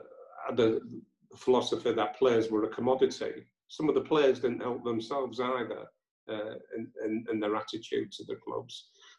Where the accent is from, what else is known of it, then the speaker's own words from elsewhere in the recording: Batley, Yorkshire and the Humber, United Kingdom; when they go on holidays, I'm from Batley. Do you support Batley Rugby League Club? Yes, I do.